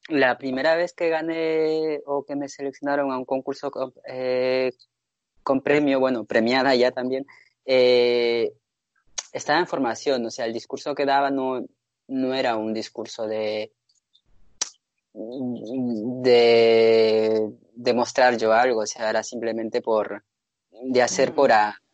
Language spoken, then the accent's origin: Spanish; Basque Country, Spain; moved away as an adult; now in Madrid, Spain; me presenté al concurso de jóvenes diseñadores del País Vasco, porque seguía